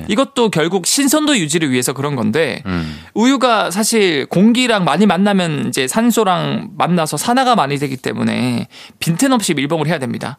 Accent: Busan, South Korea; 제가 예전에 고향이 부산이다 보니까

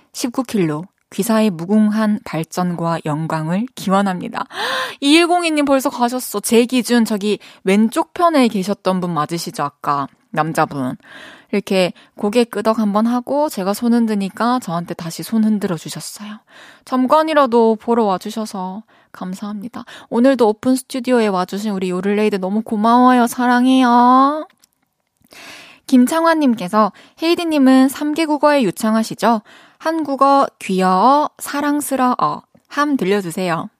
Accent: Changwon, South Gyeongsang, South Korea; accent: mix of Daegu, Busan, Masan; moved away as an adult; also born or lived in Daegu / Busan; 대구에서 태어났고, 그리고 초중고를 마산에서 다니고 대학교를 부산에서 나와가지고 대구, 부산, 마산 다 섞여 있는 억양인 것 같아요.

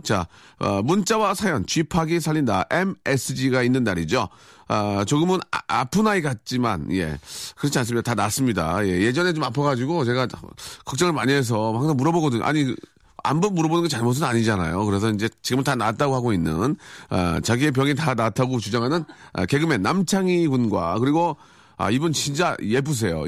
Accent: Seoul, South Korea; 저 서울 출신입니다.

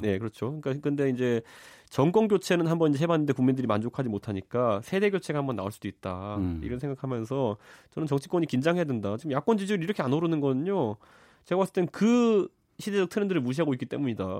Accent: Seoul, South Korea; 제가 이제 고향이 서울 상계동인데

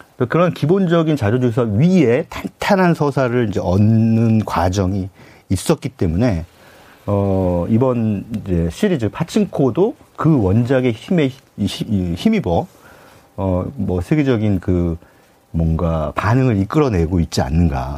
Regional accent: South Korea; 전 뭐, 토종 한국인이기 때문에

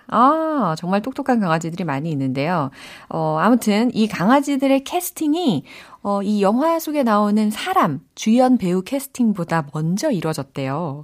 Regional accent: Seoul, South Korea; 저의 고향은 사울입니다

